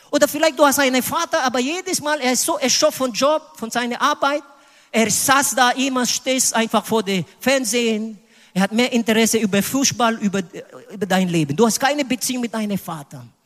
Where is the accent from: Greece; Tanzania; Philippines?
Philippines; German is a second language; Candy war eine Straßenkind auf den Philippinen. Leider in meiner Heimat es gibt Straßenleute und Straßenkinder.